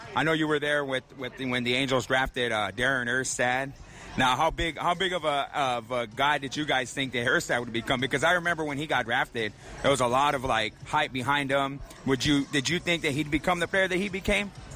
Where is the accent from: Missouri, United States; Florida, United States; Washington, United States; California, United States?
California, United States; Riverside; I'm from Riverside